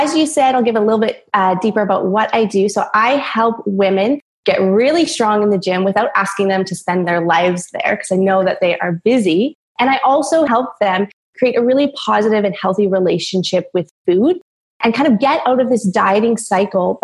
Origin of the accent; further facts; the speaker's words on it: Vancouver Island, British Columbia, Canada; moved away as an adult; now in Australia; I was living in Vancouver, Canada for about 10 years, but I'm originally from Vancouver Island. And I moved to Australia about 8 months now